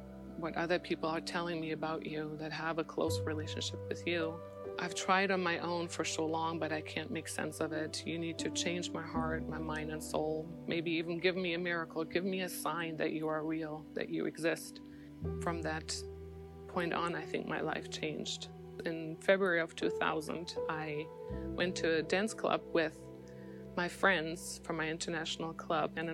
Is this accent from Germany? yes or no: yes; East Germany, Germany; moved away; I grew up in East Germany under communism